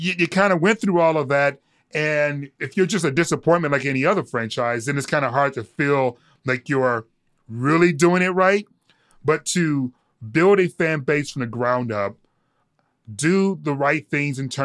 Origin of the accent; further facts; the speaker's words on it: Detroit, Michigan, United States; born and raised in Detroit